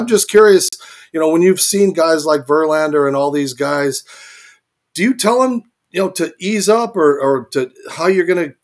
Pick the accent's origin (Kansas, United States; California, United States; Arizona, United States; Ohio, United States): Arizona, United States; as born and raised in Arizona